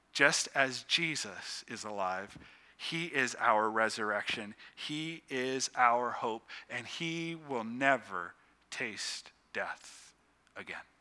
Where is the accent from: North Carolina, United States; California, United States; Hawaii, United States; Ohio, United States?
Ohio, United States; Youngstown; I grew up just outside of Youngstown, Ohio